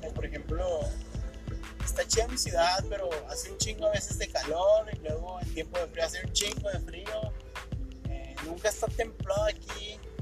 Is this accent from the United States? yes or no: no; Ciudad Juárez, Chihuahua, Mexico; Vivo en Ciudad Juárez, soy norteño